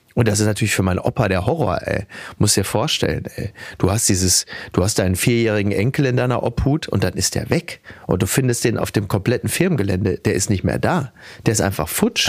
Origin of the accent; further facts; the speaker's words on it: Castrop-Rauxel, North Rhine-Westphalia, Germany; in Henrichenburg, in meinem Heimatdorf